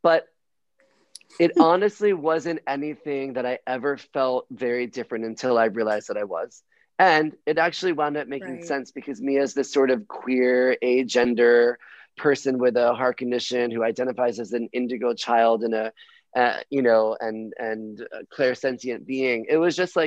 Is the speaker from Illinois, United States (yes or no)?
no; Miami, Florida, United States; I was born in Miami on South Beach, which made me a homo from birth